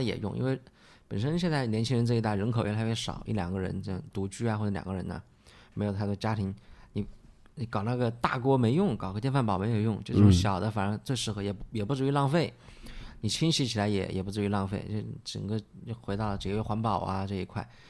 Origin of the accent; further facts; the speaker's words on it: Wuhan, Hubei, China; 我们武汉话叫库